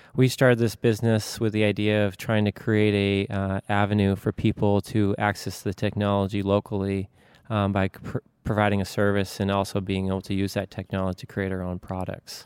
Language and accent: English; Maine, United States; also born or lived in Savannah, Georgia; I'm from Maine